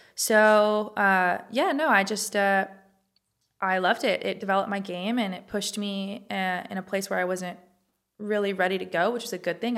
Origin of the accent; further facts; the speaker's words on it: Los Angeles, California, United States; moved away as an adult; also born or lived in Wyoming; I'm from California, born and raised from L